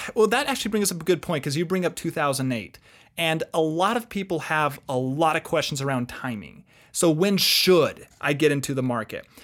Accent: Utah, United States; also born or lived in Arizona; I grew up here in Utah

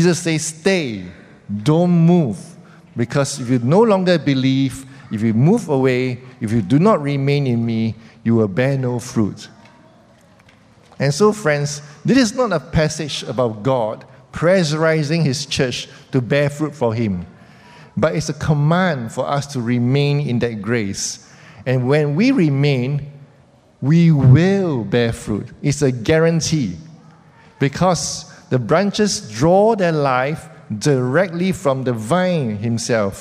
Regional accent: Singapore; as Singaporeans

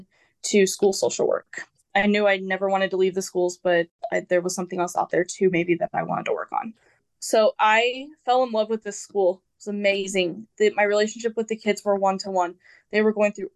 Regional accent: Wichita, Kansas, United States; I belong in Wichita

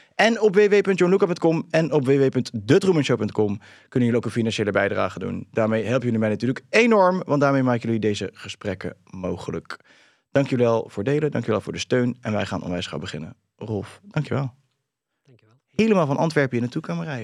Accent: Netherlands; zijn wij Nederlanders

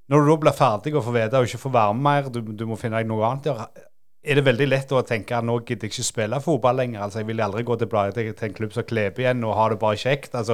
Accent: Klepp stasjon, Rogaland, Norway; Jeg er jo fra Klepp stasjon

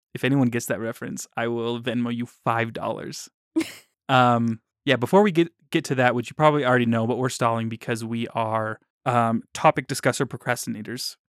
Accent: Davis County, Utah, United States; I grew up in Davis County, and now I'm living in Utah County

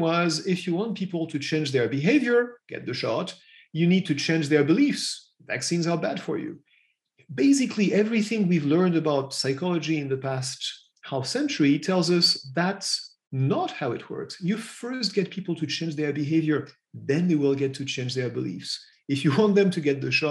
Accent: Paris, Île-de-France, France; accent: French; English is a second language; also born or lived in United States / England; I'm French. You've probably heard that in my accent already. I was born in Paris and I still live in Paris.

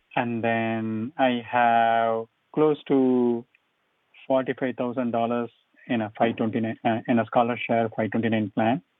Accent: India; moved away; I'm from India.

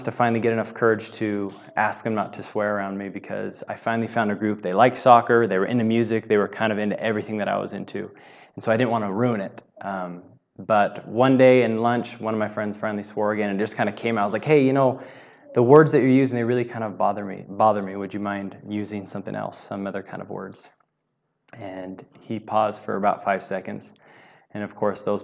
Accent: Southern California, United States; I grew up in Southern California

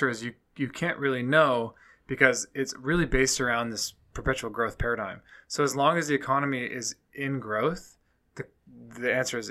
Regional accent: Midwest, United States; I'm from the Midwest

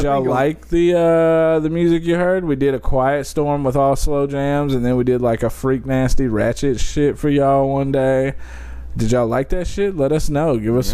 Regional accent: Detroit, Michigan, United States; I'm from Detroit.

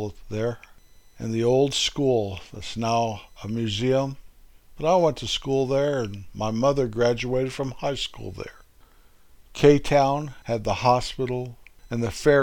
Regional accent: Colorado, United States; my little hometown where my folks are buried

